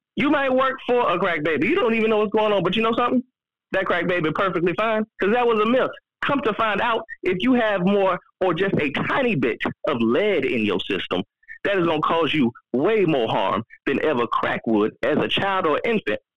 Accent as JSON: {"language": "English", "region": "Florida", "country": "United States", "said": "I'm from Florida"}